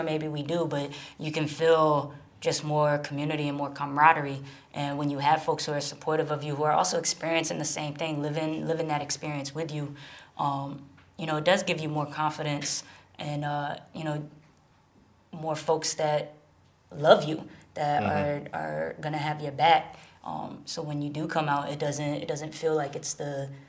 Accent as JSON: {"language": "English", "town": "Springfield", "region": "Massachusetts", "country": "United States", "tie": "born or raised there", "moved": "as an adult", "lives_now": "New York, United States", "said": "When I was growing up in Springfield, I was the only gay person I knew."}